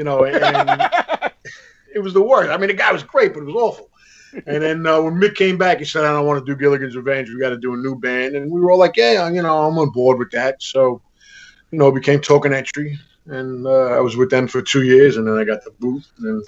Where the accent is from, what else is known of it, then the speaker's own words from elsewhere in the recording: New York City, New York, United States; also born or lived in Astoria, Queens; I grew up in Jackson Heights, like Danny.